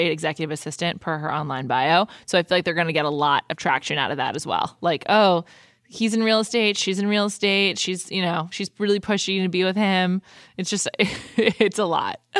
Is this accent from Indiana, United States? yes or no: yes; Indiana, United States; I'm just …. I'm from Indiana. I sell software.